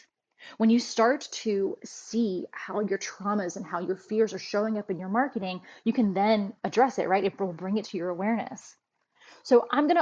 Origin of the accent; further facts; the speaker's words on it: United States; I was raised in a third country called the United States